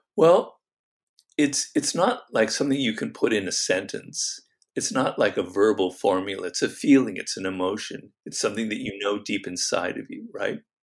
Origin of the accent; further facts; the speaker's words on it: Los Angeles, California, United States; where I grew up in Los Angeles in a canyon.